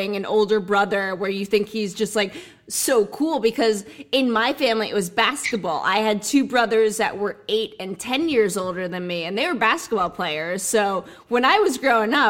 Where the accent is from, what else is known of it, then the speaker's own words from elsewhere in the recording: New Jersey, United States; I'm from Jersey